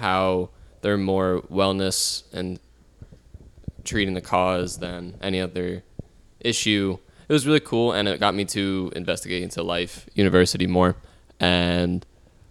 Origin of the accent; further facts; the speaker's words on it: New Jersey, United States; I'm from New Jersey.